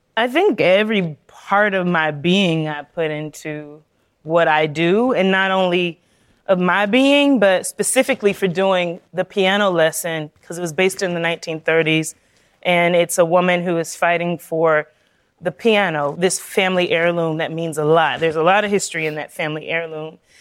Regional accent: South Carolina, United States; I'm a girl from South Carolina

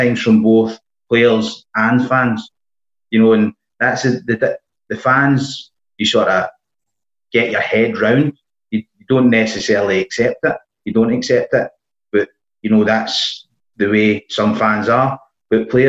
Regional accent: United Kingdom; growing up in Balsall Park

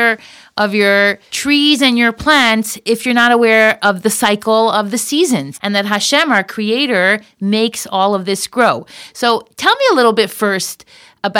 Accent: Miami Beach, Florida, United States; I grew up in Miami Beach

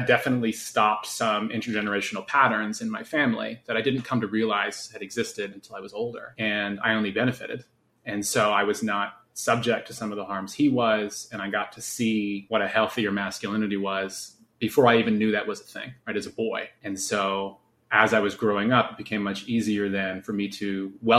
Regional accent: New Jersey, United States; moved away as an adult; also born or lived in North Carolina; I'm from Jersey

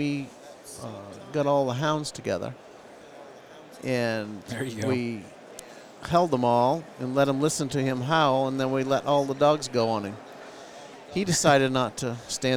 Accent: Searsport, Maine, United States; I'm from Searsport, Maine

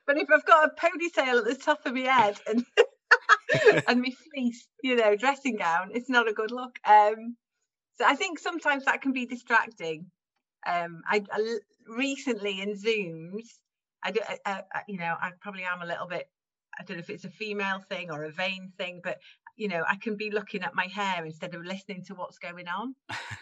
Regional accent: Caernarfon, Wales, United Kingdom; I grew up in Wales, in very Welsh Wales, in Carnarvon.

